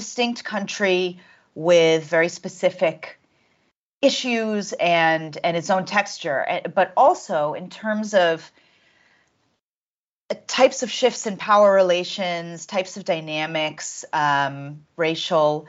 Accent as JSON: {"language": "English", "area": "Washington, D.C. area", "region": "Virginia", "country": "United States", "tie": "born or raised there", "moved": "as an adult", "lives_now": "Johannesburg, South Africa", "said": "I was raised in the Washington, D.C. area in the U.S."}